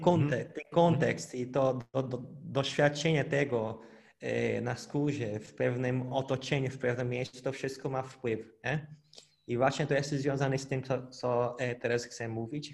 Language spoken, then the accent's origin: Polish; Brazil; Polish is a second language; now in Poland; pochodzę z Brazylii, mieszkam w Polsce